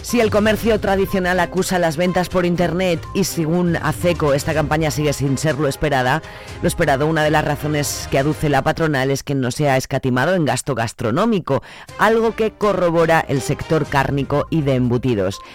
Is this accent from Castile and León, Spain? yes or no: yes; Zamora, Castile and León, Spain